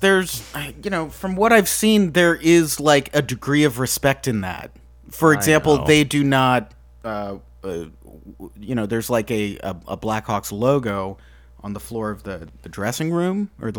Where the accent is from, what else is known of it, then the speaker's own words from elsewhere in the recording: Indiana, United States; I grew up in Indiana.